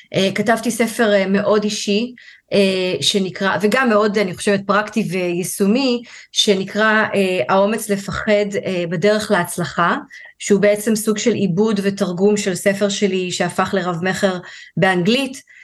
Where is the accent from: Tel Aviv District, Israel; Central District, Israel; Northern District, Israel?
Tel Aviv District, Israel; Tel Aviv; moved away as an adult; now in England, United Kingdom; אני אה, גדלתי בישראל, בתל אביב